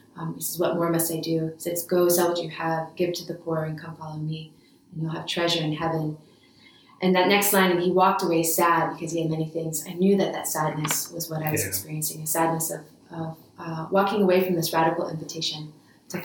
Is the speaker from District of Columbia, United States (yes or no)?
yes; Washington, District of Columbia, United States; also born or lived in New York area; but really grew up in the Washington, D.C. area. That's what I consider home.